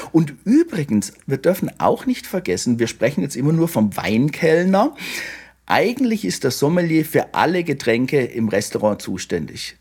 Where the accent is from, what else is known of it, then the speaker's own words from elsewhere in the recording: Baden-Württemberg, Germany; ich bin ja in Württemberg aufgewachsen